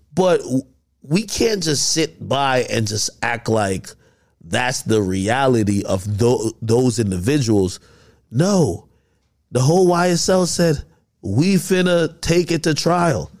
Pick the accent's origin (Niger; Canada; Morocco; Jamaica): Jamaica; moved away; I grew up in Jamaica